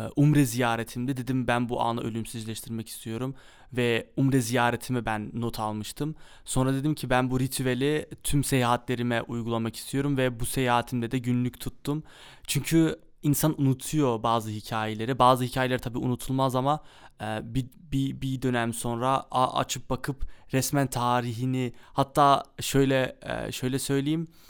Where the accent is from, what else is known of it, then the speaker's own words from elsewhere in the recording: Amsterdam, North Holland, Netherlands; also born or lived in Kayseri, Turkey (ancestry) / Mersin, Turkey (ancestry); Amsterdam'da doğdum büyüdüm.